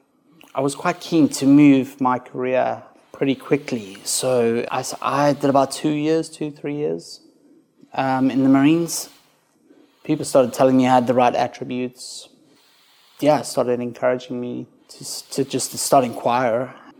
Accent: South Africa; but it starts with me growing up in South Africa, being quite a, I guess, quite a bad kid, not really knowing where he's supposed to be, and struggling through life.

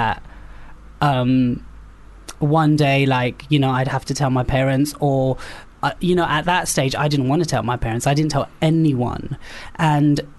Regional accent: London, United Kingdom; I was born in West London in like a place called Southall.

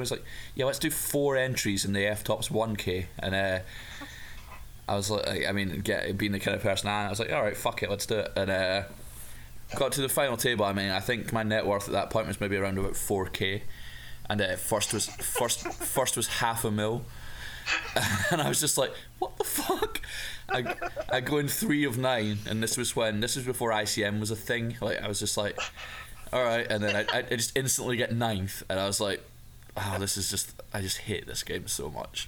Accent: Dumfries, Scotland, United Kingdom; back in my my hometown of Dumfries

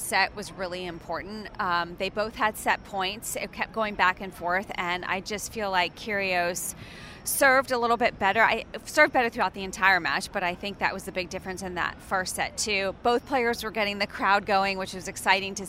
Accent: Boston, Massachusetts, United States; I grew up with in Boston

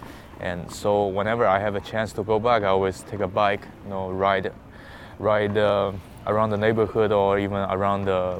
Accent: Hangzhou, Zhejiang, China; okay, where's my hometown? I said Hangzhou, and he said, oh, there's a very good lake, West Lake, and also Alibaba is from there.

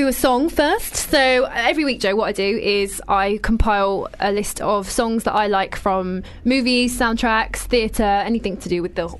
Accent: London, United Kingdom; accent: London; because I'm from London, I've got a London accent.

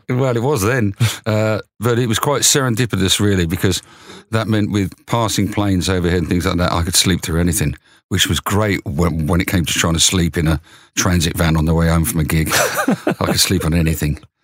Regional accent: Luton, East of England, United Kingdom; I was born in Luton.

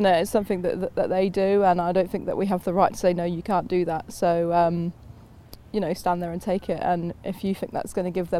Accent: England, United Kingdom; now in New Zealand; well, obviously I'm English, so England would be what I'd want to do, but I can't see how that can be possible living out here in New Zealand.

